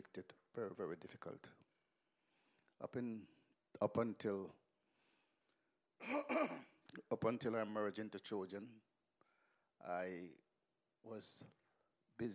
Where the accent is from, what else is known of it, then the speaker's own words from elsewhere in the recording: Kingston, Jamaica; moved away; also born or lived in England; I grew up in Western Kingston. In Denham Town, Kingston 14